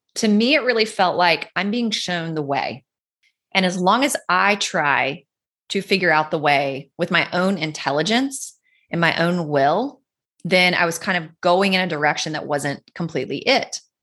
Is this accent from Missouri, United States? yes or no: no; North Carolina, United States; Where I grew up in North Carolina, there's the Blue Ridge Parkway